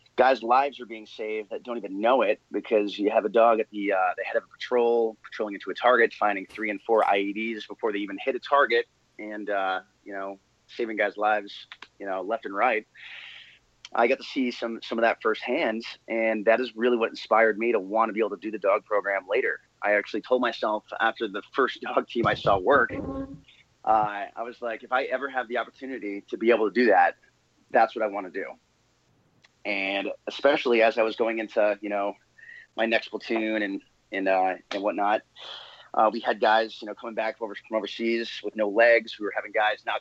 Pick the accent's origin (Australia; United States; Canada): United States; New England; moved away; I grew up in New England, hence being a New England Patriots fan